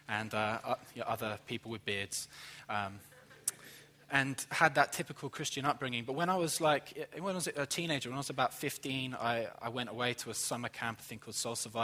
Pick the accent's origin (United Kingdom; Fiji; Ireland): United Kingdom; England; moved away as an adult; now in Jacksonville, United States; I'm from England